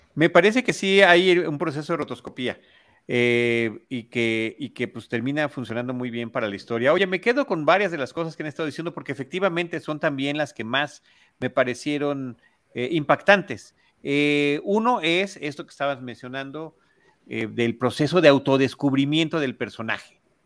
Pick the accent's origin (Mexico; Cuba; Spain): Mexico; como mexicanos